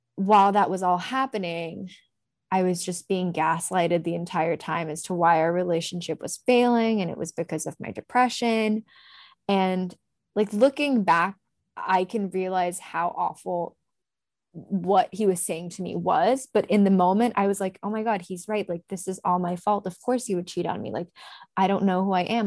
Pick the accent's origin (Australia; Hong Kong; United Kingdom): Hong Kong; moved away as an adult; growing up in Hong Kong